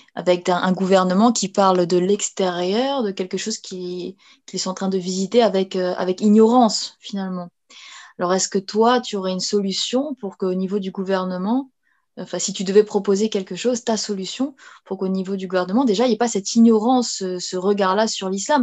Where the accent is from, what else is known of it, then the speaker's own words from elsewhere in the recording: France; on une communauté. Euh, avec toutes les confessions et on est français.